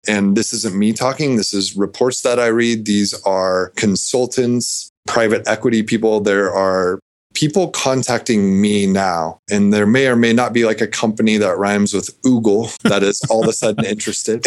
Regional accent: Nebraska, United States; I grew up in Nebraska

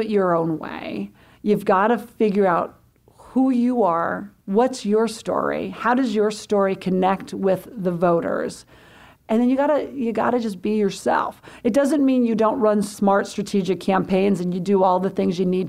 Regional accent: Butte, Montana, United States; I grew up in Montana. I grew up in Butte, which is the good labor union copper mining town.

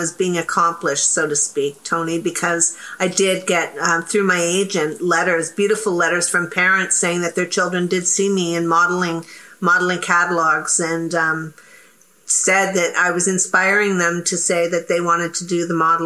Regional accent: Canada; I'm very proud to be Canadian

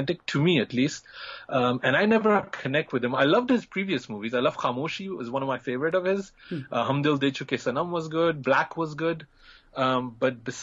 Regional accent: Belgium; moved away; I grew up in Belgium and I was in a small kind of town

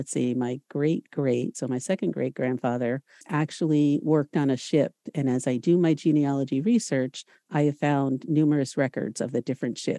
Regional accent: Stratford, Connecticut, United States; I grew up in Stratford, born and raised in Stratford, Connecticut.

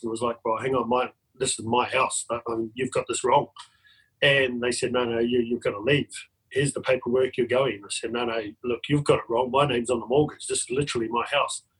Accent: New Zealand; now in Australia; I'm from New Zealand originally, but I've lived in Australia for 24 years

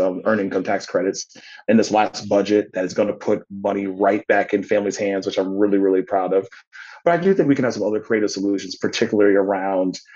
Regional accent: United States; the members of my community that I grew up in back in Woodbury Circle

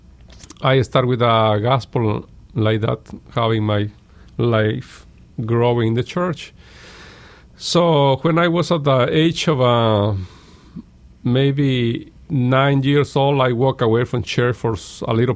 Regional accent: Guatemala; English is a second language; now in United States; I was at the age of maybe 4 or 5 years old in Guatemala

